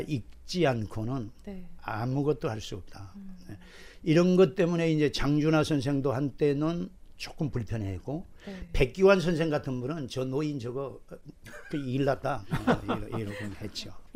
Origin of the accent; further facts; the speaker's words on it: Jindo, South Jeolla, South Korea; moved away; 내 고향이 전라남도 진도인데